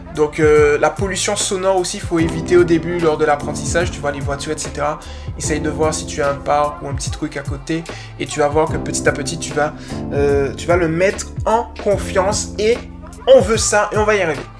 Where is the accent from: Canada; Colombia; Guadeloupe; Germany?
Guadeloupe; accent: Guadeloupean; il y a mon petit accent guadeloupéen qui est ressorti là